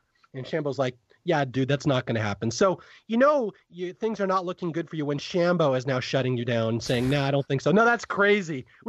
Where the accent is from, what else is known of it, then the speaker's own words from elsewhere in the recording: West Coast, United States; I'm from the West Coast.